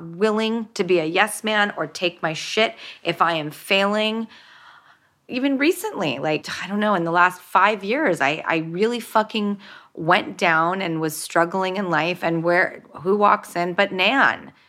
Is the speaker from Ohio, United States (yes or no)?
no; Los Angeles, California, United States; when I grew up in Hollywood and an industry